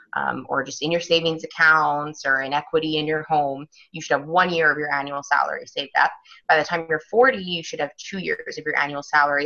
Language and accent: English; Vancouver, British Columbia, Canada; moved away as an adult; also born or lived in London / France / United States; I am originally from Vancouver, Canada